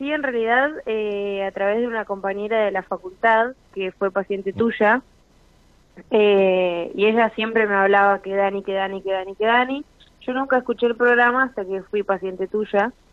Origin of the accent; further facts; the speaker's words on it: Paraná, Entre Ríos, Argentina; yo arranqué la, terapia estando en Paraná, yo soy de Paraná, y arranqué la terapia estando allá.